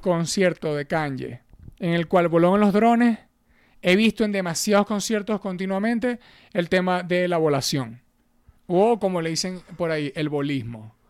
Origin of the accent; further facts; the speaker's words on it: Venezuela; nosotros que somos unos huevones venezolanos